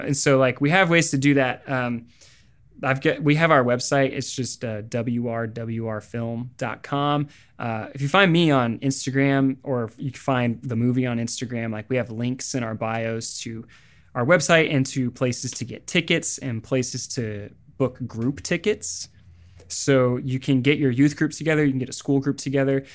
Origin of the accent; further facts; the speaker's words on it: Springfield, Missouri, United States; moved away; also born or lived in Los Angeles; my hometown of Springfield, Missouri